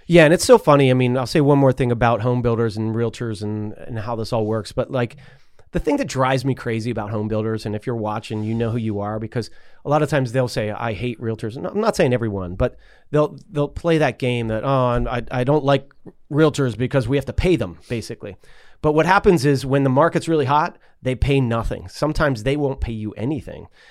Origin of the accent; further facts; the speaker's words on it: Pittsburgh, Pennsylvania, United States; moved away; In my neighborhood where I grew up in Pleasant Hills